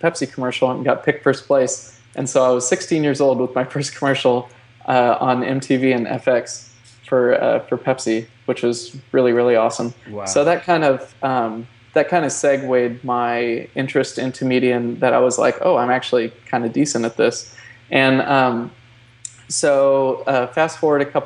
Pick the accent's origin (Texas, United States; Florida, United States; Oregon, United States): Oregon, United States; moved away as an adult; also born or lived in California; I grew up in Oregon. And which actually, small town, by the way, 1,285 people.